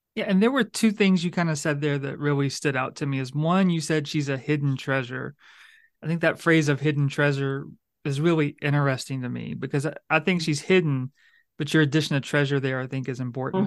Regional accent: Louisiana, United States; moved away; also born or lived in Auburn, Alabama; I'm from Louisiana

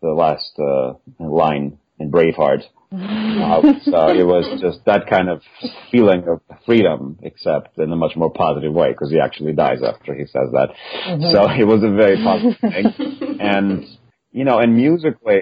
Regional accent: Russia; moved away as an adult; now in United States; I am the first Russian wind player that basically ever did that and ever got a principal job eventually in major orchestra in the U.S.

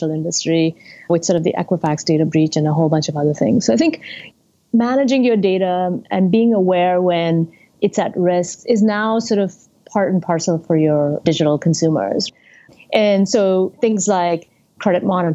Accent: India; moved away; I grew up in India and went to school there.

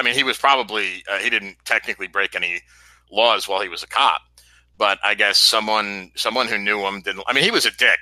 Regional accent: New York, United States; moved away; when I lived in, when I grew up in New York

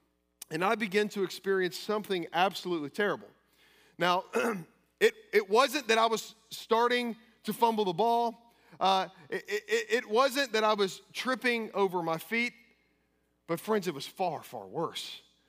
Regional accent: Kentucky, United States; I came from Kentucky.

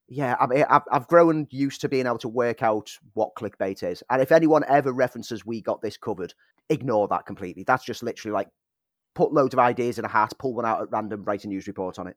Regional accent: Liverpool, North West England, United Kingdom; I'm from Liverpool

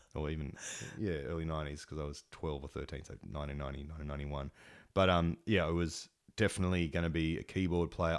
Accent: Engadine, New South Wales, Australia; in Engadine where I grew up

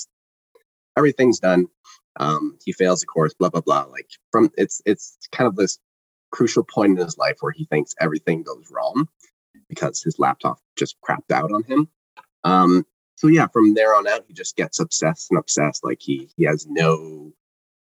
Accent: Toronto, Ontario, Canada; I'm from Toronto

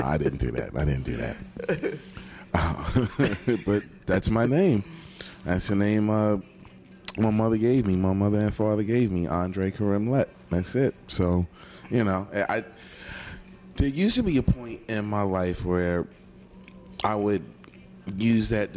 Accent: Philadelphia, Pennsylvania, United States; now in Atlanta, United States; Born and raised in the city of Philadelphia. My neighborhood is West Oak Lane, Philadelphia, Pennsylvania.

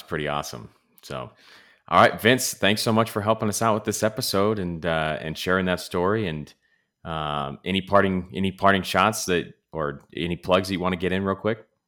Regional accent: Los Angeles, California, United States; growing up in L

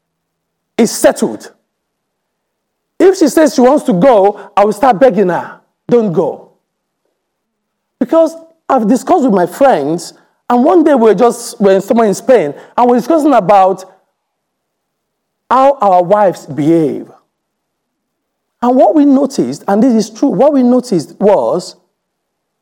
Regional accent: England, United Kingdom; we said we're from England

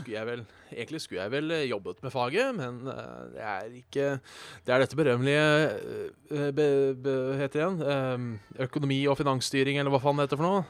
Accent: Hallingdal, Buskerud, Norway; moved away; also born or lived in Hønefoss; jeg da er født og oppvokst i Hallingdal

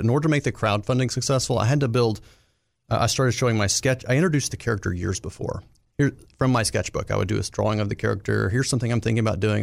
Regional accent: Arkansas, United States; my time growing up in Arkansas

